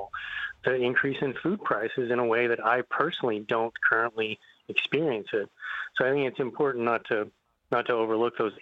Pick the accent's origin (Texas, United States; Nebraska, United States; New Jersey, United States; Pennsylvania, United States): Texas, United States; now in Northeast, United States; I grew up in Texas in a small town